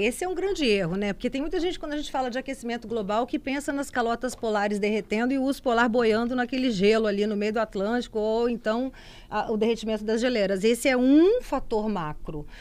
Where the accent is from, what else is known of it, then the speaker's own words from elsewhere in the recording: Cachoeiro de Itapemirim, Espírito Santo, Brazil; moved away; also born or lived in Vitória; lá em Cachoeiro de Itapemirim, que é minha terra.